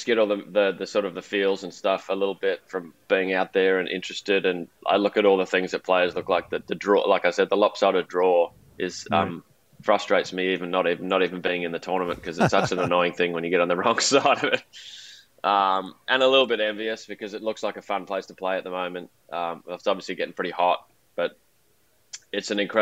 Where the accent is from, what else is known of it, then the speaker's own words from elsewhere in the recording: Melbourne, Victoria, Australia; I grew up in Melbourne